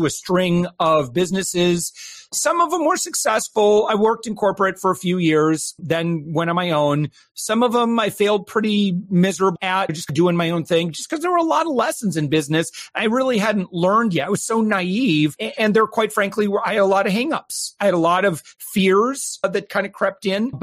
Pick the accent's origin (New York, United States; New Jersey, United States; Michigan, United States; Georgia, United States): Michigan, United States; West; now in Florida, United States; I was originally from West Michigan